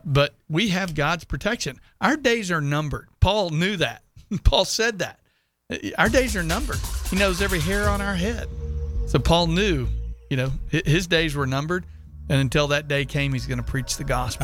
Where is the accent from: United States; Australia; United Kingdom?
United States; Sugar Land, Texas; moved away; I'm from Houston